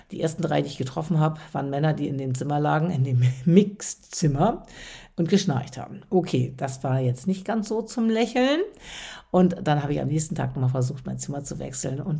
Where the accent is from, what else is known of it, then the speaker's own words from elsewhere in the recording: Westerstede, Lower Saxony, Germany; now in Hamburg, Germany; wie in meiner Heimat in Westerstede, und das ist ja hier in Hamburg auch so häufig gegangen und gäbe, noch ein freundliches